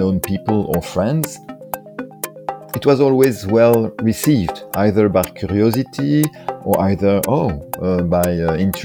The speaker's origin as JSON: {"language": "English", "country": "France", "tie": "born or raised there", "also_born_or_lived": "Paris", "second_language": "English", "moved": "as an adult", "lives_now": "Brussels, Belgium", "said": "I grew up in France, and it was also in the 70s"}